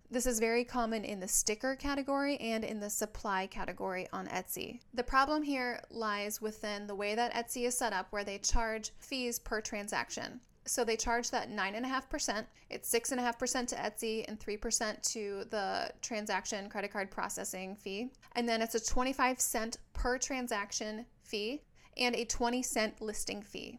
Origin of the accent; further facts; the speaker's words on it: Minnesota, United States; now in San Diego, United States; I live in San Diego, California, but I'm from Minnesota